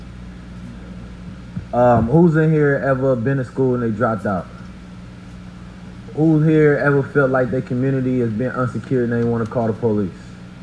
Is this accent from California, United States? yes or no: yes; Oakland, California, United States; I grew up in Oakland, California